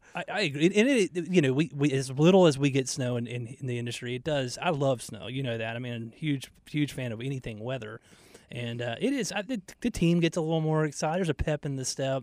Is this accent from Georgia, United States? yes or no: yes; Atlanta, Georgia, United States; now in Charlotte, United States; growing up in Georgia